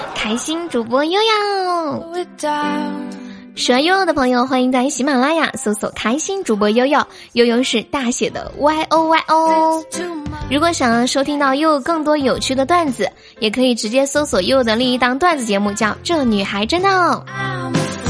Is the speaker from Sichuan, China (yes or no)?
yes; Sichuan, China; 我是四川的